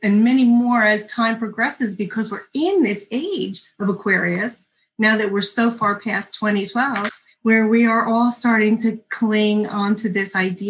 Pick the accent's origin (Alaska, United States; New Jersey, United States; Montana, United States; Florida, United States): New Jersey, United States; I'm from New Jersey